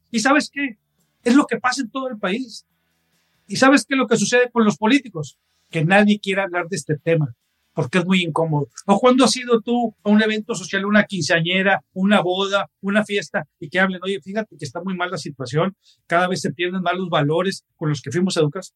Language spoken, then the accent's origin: Spanish; Mexico; todos como mexicanos